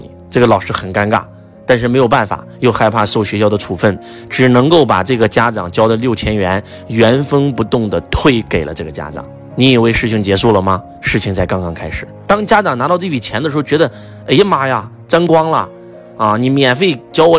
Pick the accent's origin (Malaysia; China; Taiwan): China; 敬天法祖是我们中国人的信仰